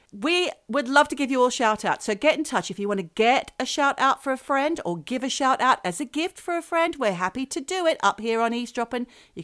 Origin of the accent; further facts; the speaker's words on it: Australia; now in United Kingdom; I am Australian, believe it or not.